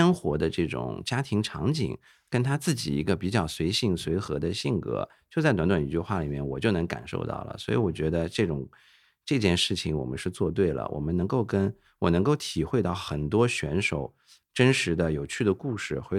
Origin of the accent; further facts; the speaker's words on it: China; 我们中国人对于食材的多样性是非常，对吧？在全世界都是排得上号的。